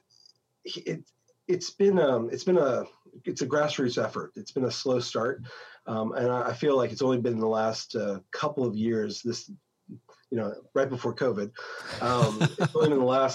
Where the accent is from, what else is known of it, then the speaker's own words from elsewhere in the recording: Southern California, United States; moved away as an adult; now in Melbourne, Australia; I was born and raised in Southern California